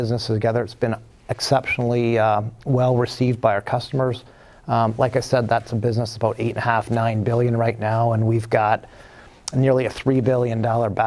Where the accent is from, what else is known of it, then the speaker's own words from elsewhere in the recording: Toronto, Ontario, Canada; moved away; I actually grew up in Toronto, so I'm from Canada originally.